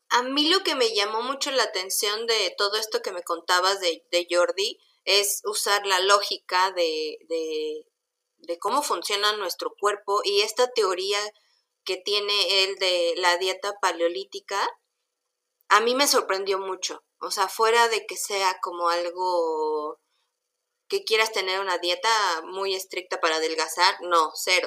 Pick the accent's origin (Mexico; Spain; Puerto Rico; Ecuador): Mexico; como mexicanos